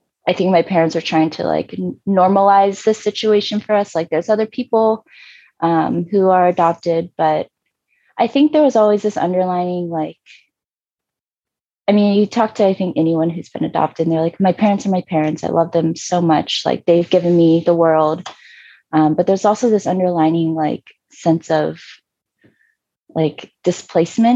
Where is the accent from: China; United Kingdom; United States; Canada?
United States; outside of Richmond, Virginia; moved away; also born or lived in South Korea; I grew up in Virginia, outside of Richmond on the East Coast